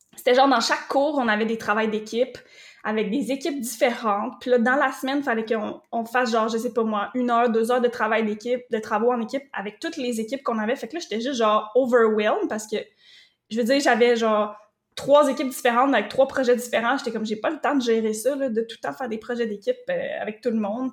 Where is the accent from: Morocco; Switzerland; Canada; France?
Canada; Drummondville, Quebec; moved away as an adult; also born or lived in Rivière-du-Loup; je suis partie de Drummondville, mon petit patelin que j'avais été là toute ma vie.